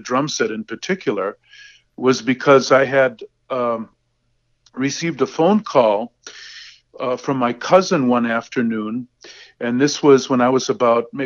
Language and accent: English; Racine, Wisconsin, United States; I started studying with a great teacher in my hometown of Racine, Wisconsin